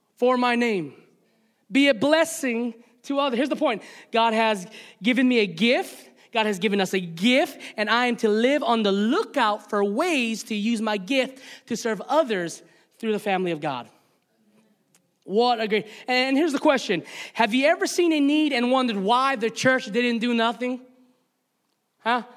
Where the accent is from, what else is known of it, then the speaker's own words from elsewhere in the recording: Hawaii, United States; me as a Hawaiian boy